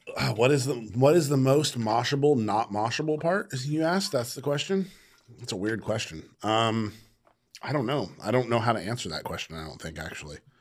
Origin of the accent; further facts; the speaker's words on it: Sacramento, California, United States; I grew up in Sac